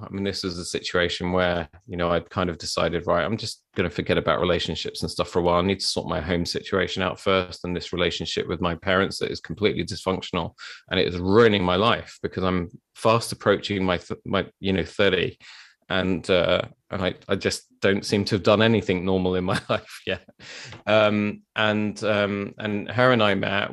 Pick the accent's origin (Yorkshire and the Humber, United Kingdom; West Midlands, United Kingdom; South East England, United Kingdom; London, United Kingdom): London, United Kingdom; I grew up in South London